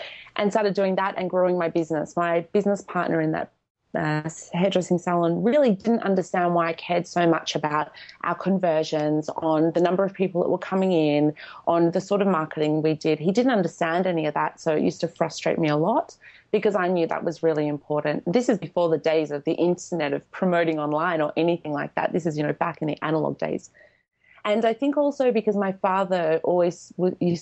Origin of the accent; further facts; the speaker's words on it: Australia; English is a second language; moved away; also born or lived in Poland; I was born in Poland, but I was raised in Australia, and growing up in Australia, I never felt Australian